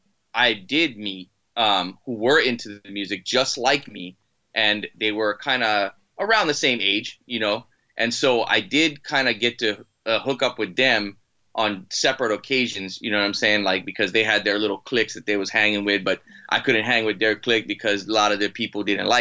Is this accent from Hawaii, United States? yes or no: yes; Maui, Hawaii, United States; also born or lived in Boston, Massachusetts; I'm originally from Boston and I was uprooted when I was like seven and my mom had a friend that moved over to Maui, Hawaii, and she kind of followed her there and took me and my brother